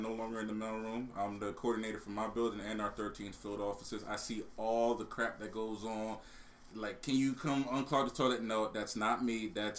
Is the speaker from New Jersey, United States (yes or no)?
yes; Trenton, New Jersey, United States; I was from Trenton